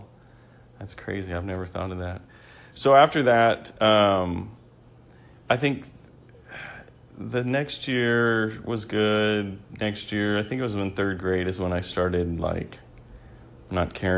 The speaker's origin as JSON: {"language": "English", "region": "New Mexico", "country": "United States", "tie": "born or raised there", "moved": "yes", "lives_now": "Texas, United States", "said": "I grew up in a small town in New Mexico"}